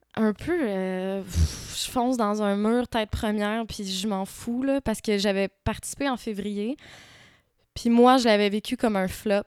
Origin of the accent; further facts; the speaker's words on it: Quebec, Canada; also born or lived in Morocco / Montreal; J'ai grandi principalement euh, au Québec, mais j'ai passé, entre autres, mon adolescence au Maroc.